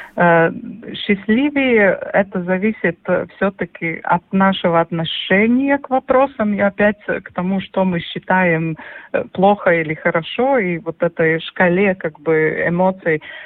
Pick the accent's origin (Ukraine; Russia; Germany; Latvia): Latvia; Gulbene; я родилась в Губине, у нас была корова